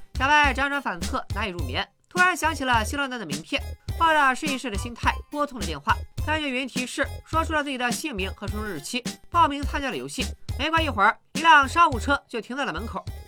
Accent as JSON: {"language": "Chinese", "town": "Qingdao", "region": "Shandong", "country": "China", "tie": "born or raised there", "said": "当年我在青岛市城阳街道赛区横扫千军，未逢敌手，"}